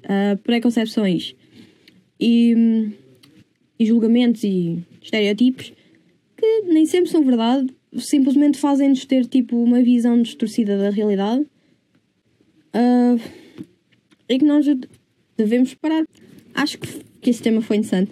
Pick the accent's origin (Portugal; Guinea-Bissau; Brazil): Portugal; Coimbra, Centro; Eu sempre cresci em Coimbra.